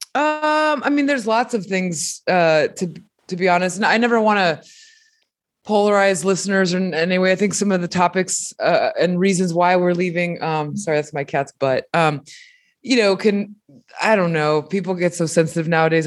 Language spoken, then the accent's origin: English; Mexico; moved away; I'm a fucking immigrant, you know? I came, I was born in Mexico and I came from a tiny pueblito where we didn't have electricity, running water